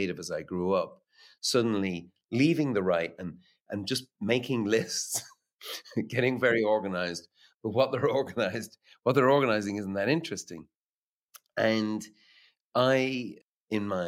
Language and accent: English; Dublin, Leinster, Ireland; growing up in Dublin